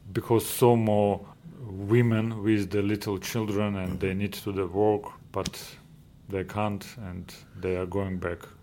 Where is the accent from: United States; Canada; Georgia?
Georgia; English is a second language; moved away as an adult; also born or lived in Ukraine; now in Aylsham, United Kingdom; I'm from Georgia, Georgian, and we lived in Ukraine together